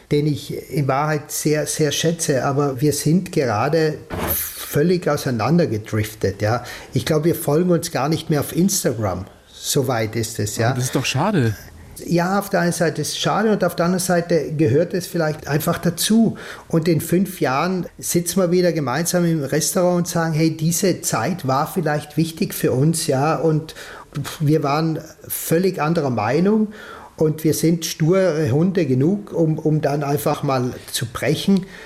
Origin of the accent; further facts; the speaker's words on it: Trentino-Alto Adige, Italy; dann schreiben sie mir die Texte schon so wie ich sie als Südtiroler sagen würde.